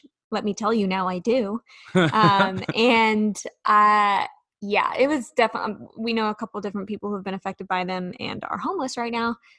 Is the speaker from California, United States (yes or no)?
yes; California, United States; now in Nashville, United States; I grew up in California where earthquakes are a thing